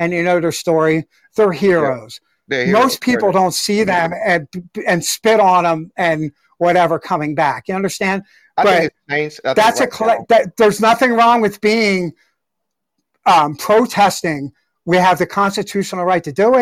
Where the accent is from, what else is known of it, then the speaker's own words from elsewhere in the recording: Pennsylvania, United States; I'm from Pennsylvania too